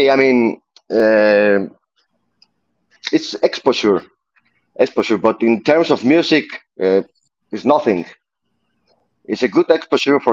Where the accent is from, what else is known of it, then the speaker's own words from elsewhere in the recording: Barcelona, Catalonia, Spain; English is a second language; my hometown. I'm from Barcelona